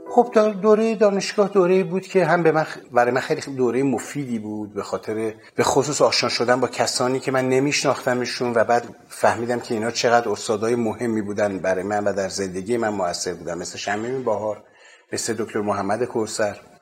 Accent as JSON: {"language": "Persian", "town": "Tehran", "region": "Tehran Province", "country": "Iran", "tie": "born or raised there", "said": "من متولد 1336 هستم در تهران دنیا آمدم"}